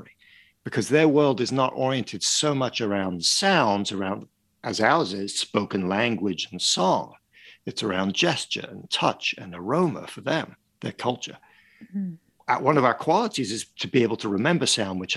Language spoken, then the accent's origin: English; Paris, Île-de-France, France; moved away; I grew up in Paris and in France